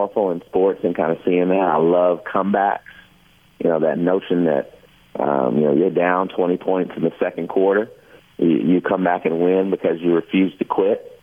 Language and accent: English; Kentucky, United States; every February in front of big audiences growing up in Kentucky